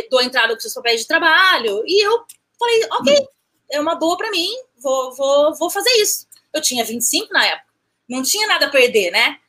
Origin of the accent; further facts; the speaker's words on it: Campinas, São Paulo, Brazil; moved away as an adult; now in New Rochelle, United States; Eu sou de Campinas, nasci em Campinas, um, ah, vivi em outros lugares, mas basicamente Campinas, São e, Paulo.